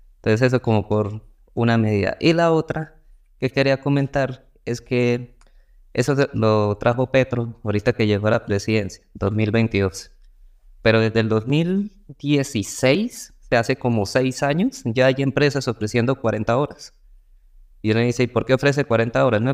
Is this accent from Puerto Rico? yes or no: no; Colombia; acá en Colombia